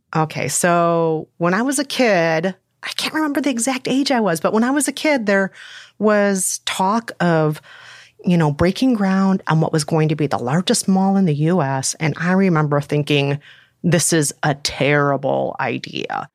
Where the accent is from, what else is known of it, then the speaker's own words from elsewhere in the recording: Bloomington, Minnesota, United States; I grew up primarily in Bloomington, Minnesota.